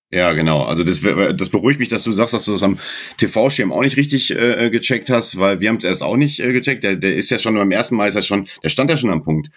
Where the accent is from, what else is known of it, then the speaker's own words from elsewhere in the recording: Dortmund, North Rhine-Westphalia, Germany; now in Baden-Württemberg, Germany; ich bin kein Schwabe, ich bin gebürtiger Dortmunder